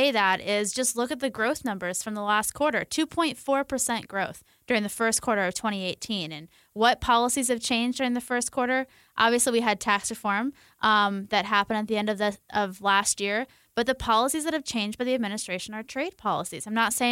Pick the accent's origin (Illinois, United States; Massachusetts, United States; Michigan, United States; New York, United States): Michigan, United States; And I come from Michigan, a place of folks who are living those kind of middle class livelihoods.